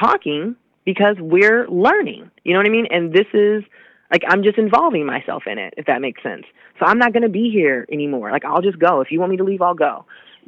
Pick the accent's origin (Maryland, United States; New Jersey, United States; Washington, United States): Washington, United States; Seattle; I'm born and raised in Seattle